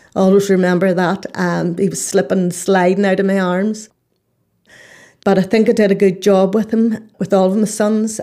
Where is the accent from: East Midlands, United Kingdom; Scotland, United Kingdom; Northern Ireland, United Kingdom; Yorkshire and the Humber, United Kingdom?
Northern Ireland, United Kingdom; I'm from Northern Ireland.